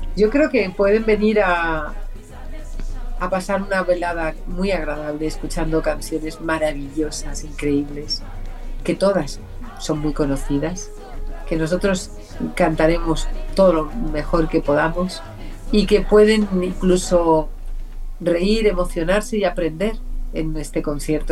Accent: Region of Murcia, Spain; also born or lived in Paris, France; now in Valencia, Spain; yo nací en París, me crié en un pueblecito de Murcia, pero llevo muchísimos, casi 50 años viviendo en Valencia

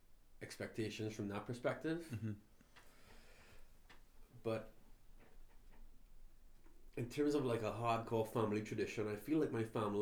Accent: Trinidad & Tobago; now in Canada; where are you from? I responded with Trinidad.

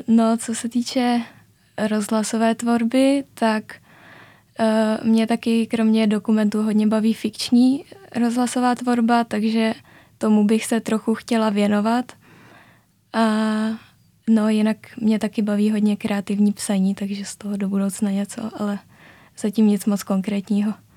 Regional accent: Strančice, Central Bohemian Region, Czechia; also born or lived in Říčany; No já jsem právě ze Strančic, což je vesnice, která je dvě stanice vlakem od Říčan, takže já jsem vlastně do Říčan chodila 8 let na gymnázium

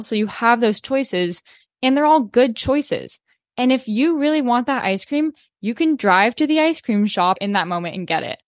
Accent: Corvallis, Oregon, United States; moved away; I'm from Corvallis

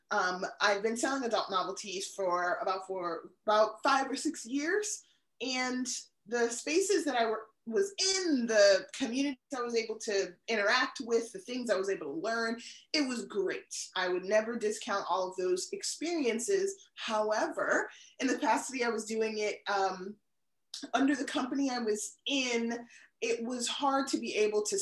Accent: Honolulu, Hawaii, United States; born there; also born or lived in DMV, United States; now in New Hampshire, United States; I lived in the DMV the longest, so that always has like a piece of my heart. I was born in Honolulu. My father was in the military, so I've lived in like a bunch of states in between.

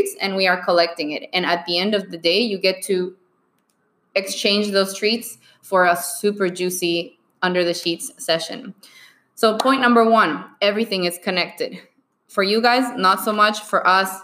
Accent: Bolivia; moved away; I was born and raised in Bolivia.

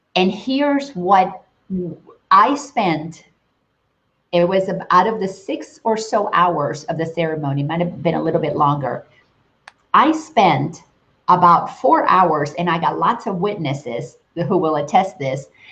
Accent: Dominican Republic; moved away; growing up in the Dominican

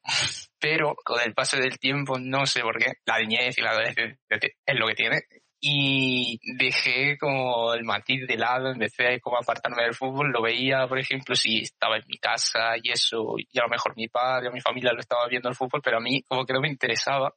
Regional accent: Spain; siendo español

